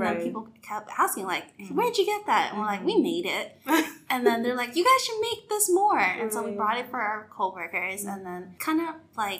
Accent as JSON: {"language": "English", "region": "California", "country": "United States", "moved": "as an adult", "lives_now": "Nashville, United States", "said": "I am originally from California."}